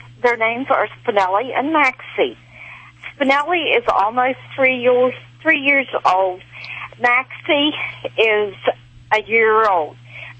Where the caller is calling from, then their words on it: West Virginia, United States; I'm calling from West Virginia.